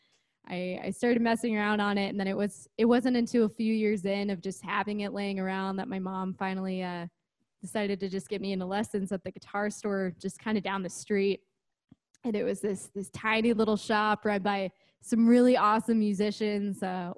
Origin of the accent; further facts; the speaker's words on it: Midwest City, Oklahoma, United States; born there; now in Boise, United States; So I was originally born in Oklahoma, of all places. So Midwest City, which is right outside Oklahoma City area.